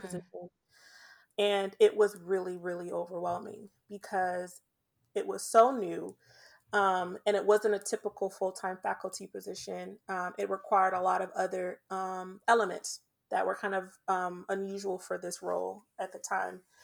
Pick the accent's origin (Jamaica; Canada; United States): Jamaica; I'm Jamaican